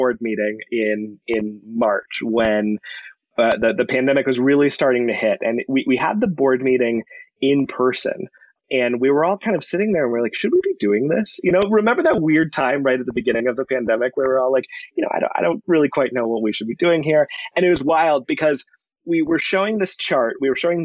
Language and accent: English; Colorado, United States; born and raised in Colorado, went to CU for school